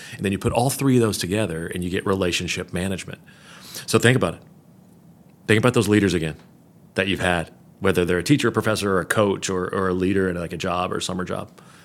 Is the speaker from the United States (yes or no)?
yes; Kentucky, United States; moved away; also born or lived in Florida; I was a basketball guy growing up in Kentucky